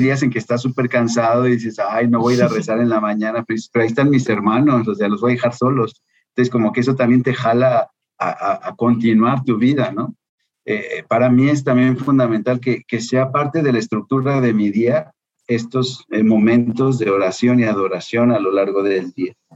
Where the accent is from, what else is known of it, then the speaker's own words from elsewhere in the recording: Guadalajara, Jalisco, Mexico; moved away as an adult; also born or lived in France; now in Mexico City, Mexico; Soy entonces originario de Guadalajara eh, tengo 50 años